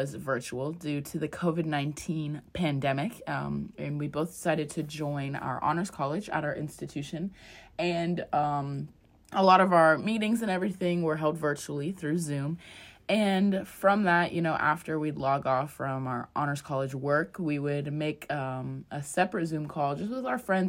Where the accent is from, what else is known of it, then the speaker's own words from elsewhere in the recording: South Florida, United States; I'm from sunny South Florida